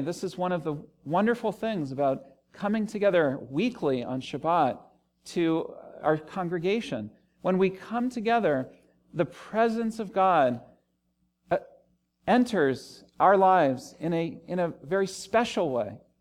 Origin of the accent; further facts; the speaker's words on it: Washington, District of Columbia, United States; also born or lived in Los Angeles / Cambridge, England; now in Richmond, United States; I grew up in the Washington, D C area